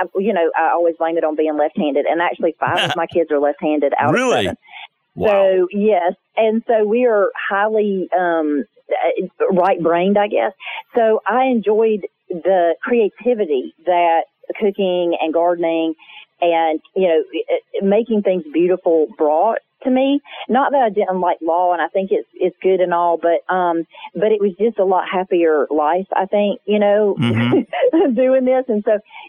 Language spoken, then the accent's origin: English; the South, United States; my life growing up in the South